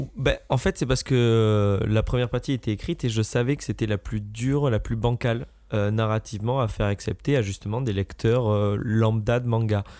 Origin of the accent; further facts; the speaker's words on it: France; Je suis un Français